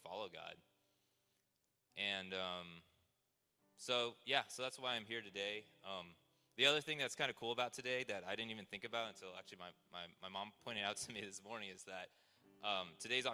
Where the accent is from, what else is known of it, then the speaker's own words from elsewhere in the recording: Seattle, Washington, United States; also born or lived in China / Taiwan; I grew up mostly in the Seattle area